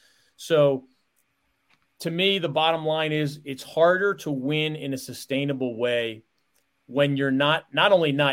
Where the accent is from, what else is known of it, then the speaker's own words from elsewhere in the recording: Philadelphia, Pennsylvania, United States; I grew up in Philadelphia, Pennsylvania.